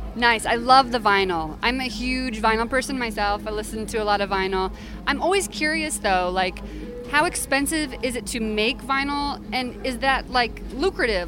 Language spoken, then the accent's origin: English; Midwest, United States; I'm from the Midwest too, so like go figure. But you know my roots are in the South